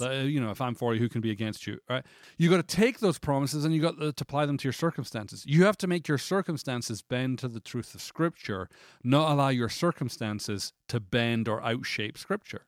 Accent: Scotland, United Kingdom; moved away; I'm Scottish

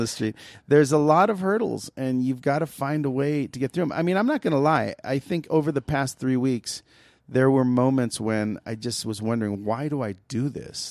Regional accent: United States; I'm proud of my mom and my dad being immigrants. I'm proud of all of that stuff, but I am American, Mexican American

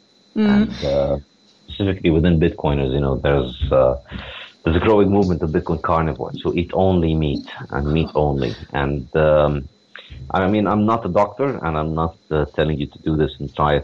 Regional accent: Ramallah, West Bank, Palestine; moved away as an adult; also born or lived in New York, United States; now in Beirut, Lebanon; originally I grew up in Ramallah in the West Bank in Palestine

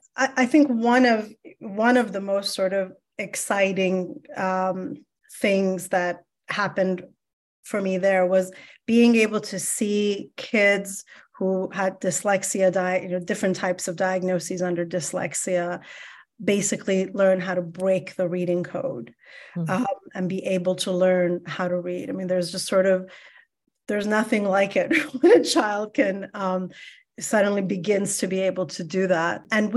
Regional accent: Iran; now in United States; I am also a first generation immigrant. I'm Iranian American. And so as an immigrant, I was always very much aware that education is going to be sort of the way forward in this brand new world.

